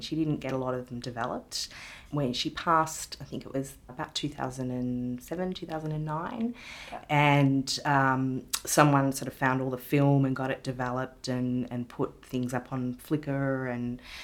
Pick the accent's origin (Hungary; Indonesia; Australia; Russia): Australia; Ballarat, Victoria; moved away; my hometown of Ballarat